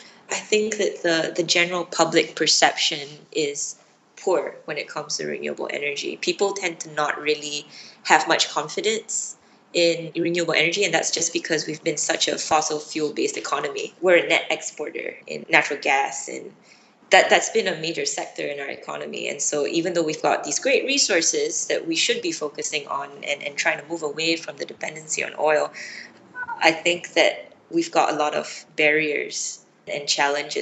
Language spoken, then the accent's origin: English; Penang, Malaysia; moved away as an adult; also born or lived in United States; I was born and grew up in Penang, which is a little island state.